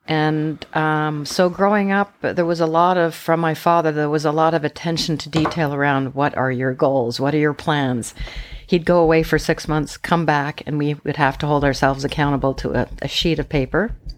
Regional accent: Montreal, Quebec, Canada; also born or lived in Tønsberg, Norway; now in Vancouver Island, Canada; I was born in Norway, born in Tønsberg, Norway. And then my parents immigrated to Canada when I was a year old, initially to Montreal, but I live on Vancouver Island in British Columbia

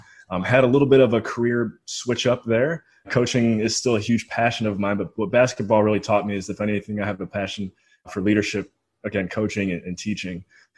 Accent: Cleveland, Ohio, United States; moved away as an adult; also born or lived in Western Pennsylvania / Belize; Born and raised in the Cleveland, Ohio area. Went to college or university in Western PA at Westminster University

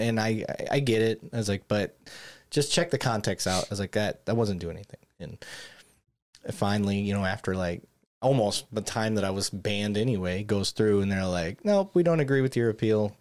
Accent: Flint, Michigan, United States; accent: northern; moved away; I grew up in Flint, Michigan

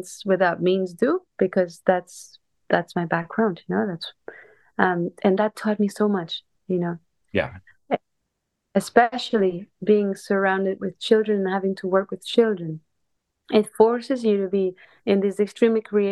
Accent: a small city south of Barcelona, Catalonia, Spain; moved away; I'm originally from Spain. I grew up in a small city in the south of Barcelona.

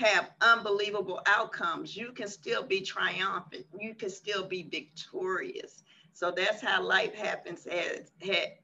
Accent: Washington, District of Columbia, United States; moved away as an adult; now in Houston, United States; I'm originally from Washington, D.C., Southeast, and I moved to Houston, Texas, with my now ex-husband

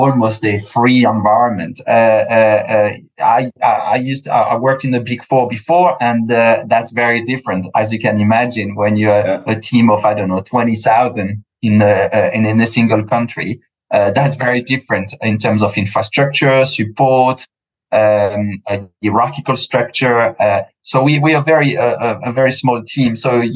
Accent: United Kingdom; I'm quite British in a way as well. I grew up here on through the corporate ladder in an Anglo-Saxon environment.

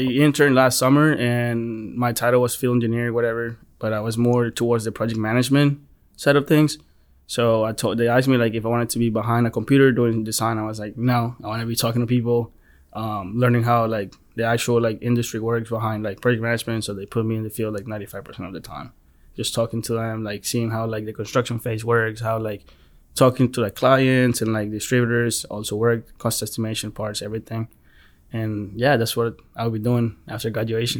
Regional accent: Colombia; now in United States; I was born in Colombia

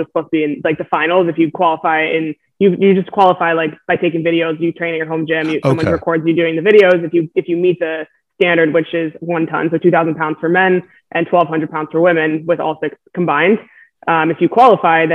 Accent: Los Angeles, California, United States; moved away as an adult; also born or lived in Maryland; I was born and raised in LA.

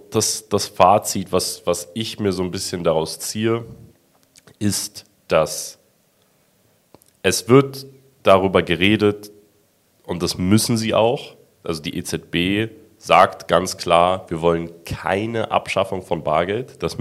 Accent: Germany; Wir sind auch Deutsche.

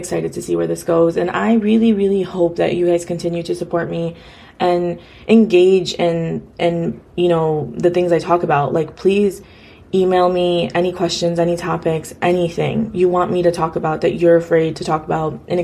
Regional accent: United States; a first generation Afghan girl, you know, born and raised in America

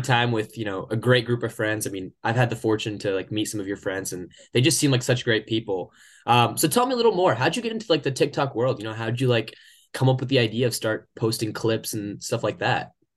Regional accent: Oklahoma, United States; moved away as an adult; now in Michigan, United States; I come from Oklahoma

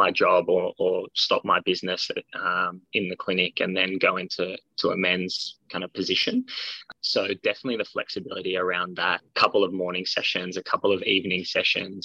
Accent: Sydney, New South Wales, Australia; I'm from Sydney

